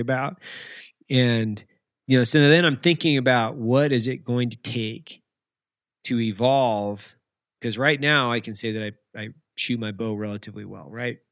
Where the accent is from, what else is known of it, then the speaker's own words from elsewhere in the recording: Lewiston, Idaho, United States; I grew up in Lewiston, Idaho